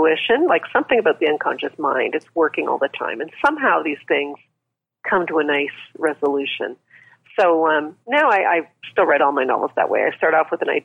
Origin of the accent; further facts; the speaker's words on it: Canada; I'm Canadian